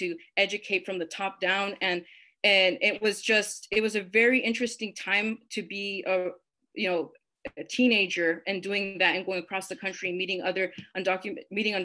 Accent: Las Cruces, New Mexico, United States; growing up in Las Cruces

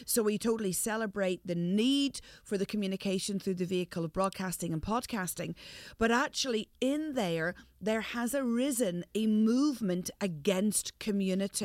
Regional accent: Northern Ireland, United Kingdom; I'm from the north.

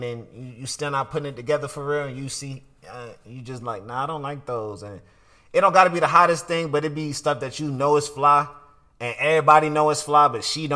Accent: Atlanta, Georgia, United States; also born or lived in Brooklyn; where I was raised here in Atlanta.

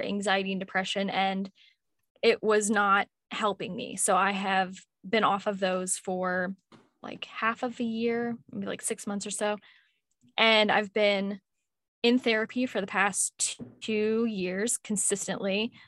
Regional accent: Louisville, Kentucky, United States; also born or lived in Washington, D.C.; I was born in Washington, D C, and I migrated over to Louisville, Kentucky, of all places. And I've been here for most of my life.

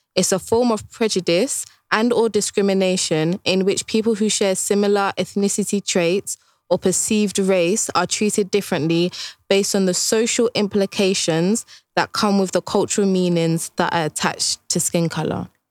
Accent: Essex, East of England, United Kingdom; growing up in Essex, when I was young

